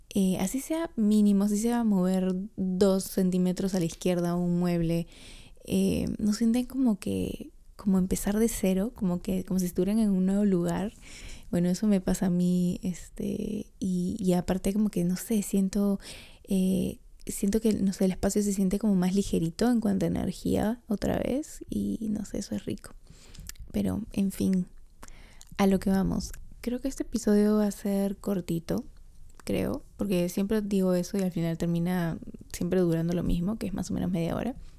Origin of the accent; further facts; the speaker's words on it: Trujillo, La Libertad, Peru; yo soy trujillana